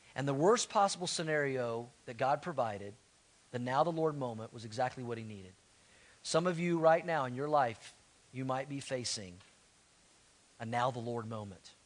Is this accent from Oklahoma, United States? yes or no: yes; Tulsa, Oklahoma, United States; I grew up in Tulsa